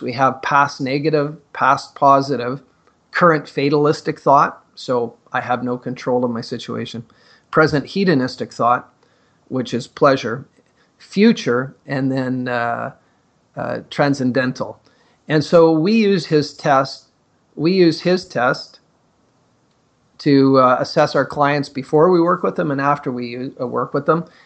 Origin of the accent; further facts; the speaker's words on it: Northern Ontario, Canada; growing up in Northern Ontario in the mining communities